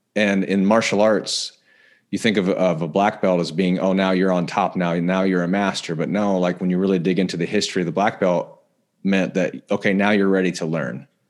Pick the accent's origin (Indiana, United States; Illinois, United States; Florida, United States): Indiana, United States; moved away as an adult; also born or lived in Denver, Colorado; now in California, United States; I was born in Denver originally, but, uh, grew up in Indiana. So I'm a, I'm a Midwest guy